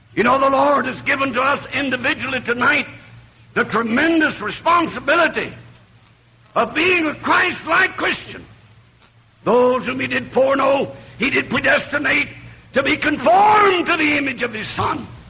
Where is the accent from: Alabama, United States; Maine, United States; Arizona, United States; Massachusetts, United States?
Alabama, United States; North; accent: southern; moved away as an adult; also born or lived in New Orleans, Louisiana / Tennessee / Ohio; now in Michigan, United States; I was born in New Orleans, Louisiana, raised in North Alabama